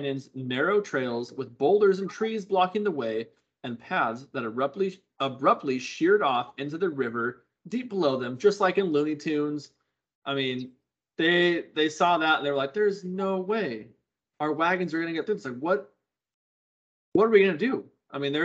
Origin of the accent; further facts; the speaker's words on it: California, United States; Growing up in California